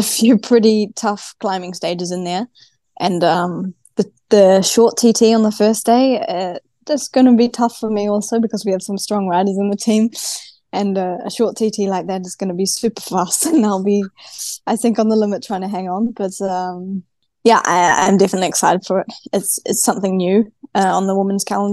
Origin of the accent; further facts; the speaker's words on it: New Zealand; accent: Kiwi; now in Girona, Spain; I'm from New Zealand, and I live on the other side of the world now.